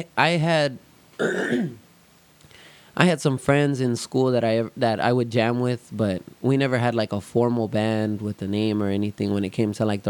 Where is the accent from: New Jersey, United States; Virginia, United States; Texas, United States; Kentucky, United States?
Texas, United States; Somerset; I grew up in Somerset area.